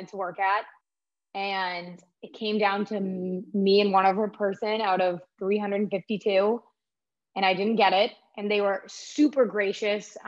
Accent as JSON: {"language": "English", "area": "South Shore", "region": "Massachusetts", "country": "United States", "tie": "born or raised there", "said": "I grew up in the South Shore"}